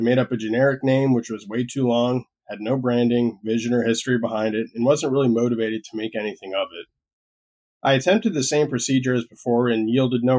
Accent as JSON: {"language": "English", "region": "Florida", "country": "United States", "also_born_or_lived": "Puerto Rico", "said": "decided to make the move back to my home state before the pandemic got into full swing"}